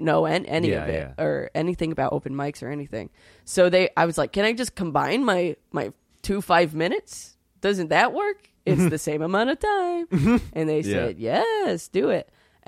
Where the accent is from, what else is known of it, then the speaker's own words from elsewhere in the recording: New York City, New York, United States; also born or lived in Vero Beach, United States; I was pretty miserable in Florida because I'm from here. I'm from New York City originally